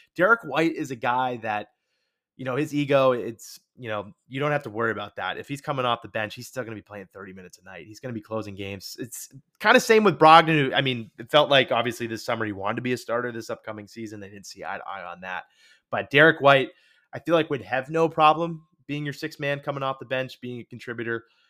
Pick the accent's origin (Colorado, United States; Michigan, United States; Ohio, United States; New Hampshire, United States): New Hampshire, United States; I'm from New Hampshire